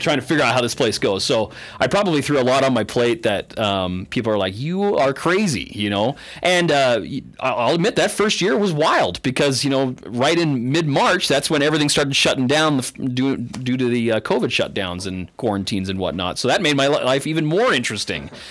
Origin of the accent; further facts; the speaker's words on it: Canada; moved away as an adult; now in eastern Idaho, United States; I didn't even grow up here in eastern Idaho. I grew up in Canada